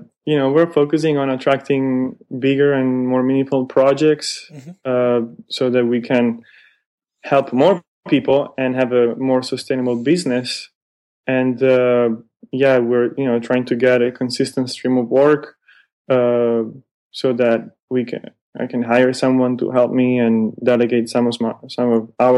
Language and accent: English; Milan, Lombardy, Italy; moved away as an adult; now in San Francisco, United States; I'm originally from Milan